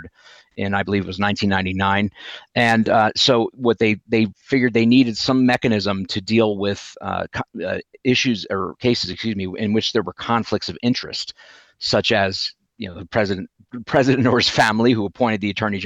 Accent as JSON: {"language": "English", "region": "Delaware", "country": "United States", "said": "U.S. attorney for Delaware, my home state"}